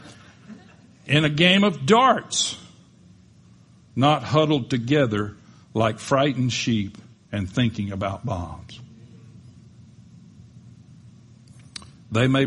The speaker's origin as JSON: {"language": "English", "town": "Panama City", "region": "Florida", "country": "United States", "tie": "born or raised there", "said": "we grew up in Panama City, Florida"}